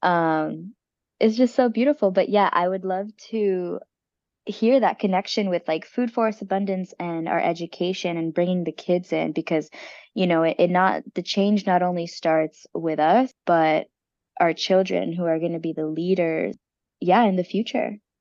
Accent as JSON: {"language": "English", "country": "United States", "said": "us as the American people"}